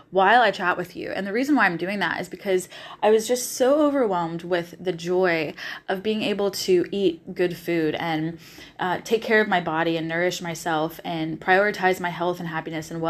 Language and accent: English; the South, United States; You're going to hear me say y'all a lot because I'm from the South originally, so y'all just sticks in my vocabulary and I love it.